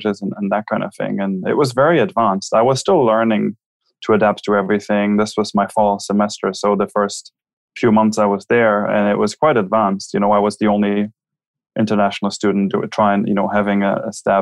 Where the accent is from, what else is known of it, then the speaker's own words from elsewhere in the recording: Germany; English is a second language; moved away as an adult; also born or lived in Minnesota, United States; now in London, United Kingdom; I grew up in Germany